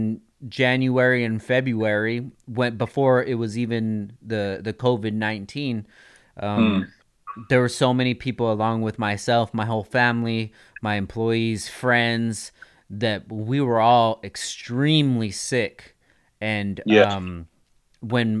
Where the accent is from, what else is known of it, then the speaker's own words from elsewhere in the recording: United States; being an American